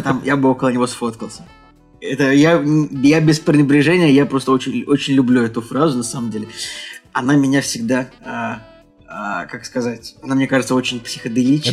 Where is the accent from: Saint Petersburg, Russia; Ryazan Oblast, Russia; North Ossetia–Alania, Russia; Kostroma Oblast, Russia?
Saint Petersburg, Russia; Мы, мы, петербуржцы